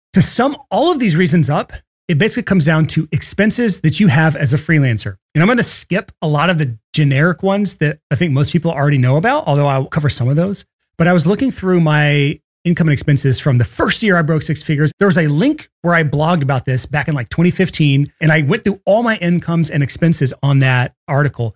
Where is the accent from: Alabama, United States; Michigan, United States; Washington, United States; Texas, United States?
Alabama, United States; Athens; moved away; I grew up in Athens, Alabama